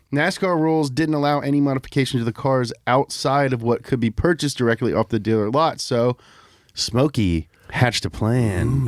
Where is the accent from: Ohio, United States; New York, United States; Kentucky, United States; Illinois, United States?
Kentucky, United States; also born or lived in Florida; I, like, split my childhood between Florida and Kentucky